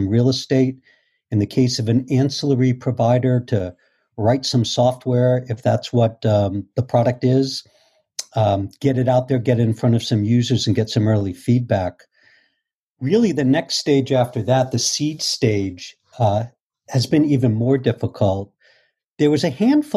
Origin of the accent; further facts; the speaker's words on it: Boston, Massachusetts, United States; moved away as an adult; now in Port Washington, United States; I was originally from Boston